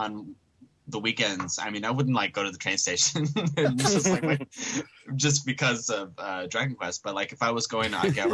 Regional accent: Tennessee, United States; moved away as an adult; now in Japan; I'm from Tennessee

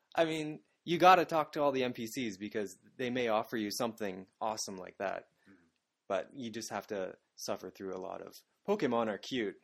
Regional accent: Canada; moved away as an adult; now in Japan; I'm from Canada, that is just north of America

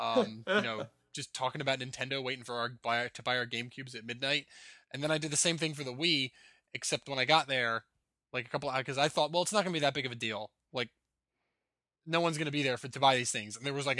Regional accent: New Jersey, United States; Well, I'm from New Jersey, and like before I moved to Florida, 30 degrees wasn't that cold

